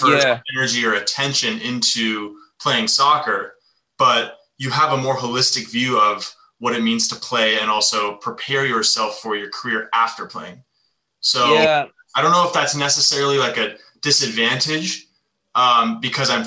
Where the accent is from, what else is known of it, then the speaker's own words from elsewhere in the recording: United States; growing up in the States